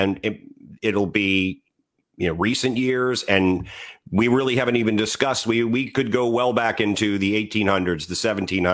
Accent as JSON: {"language": "English", "town": "Washington", "region": "District of Columbia", "country": "United States", "tie": "born or raised there", "said": "I grew up in the Washington, D.C. area, history all around me"}